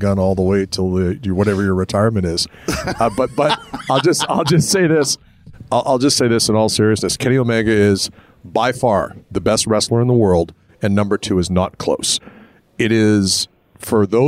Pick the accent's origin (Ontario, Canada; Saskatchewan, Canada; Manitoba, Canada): Manitoba, Canada; Winnipeg; we grew up in Winnipeg watching Nick Bockwinkle